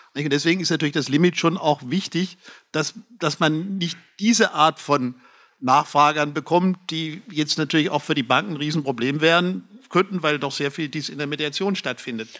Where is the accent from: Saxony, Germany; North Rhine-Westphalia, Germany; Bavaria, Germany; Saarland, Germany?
Bavaria, Germany; Lower Franconia; bei uns in Unterfranken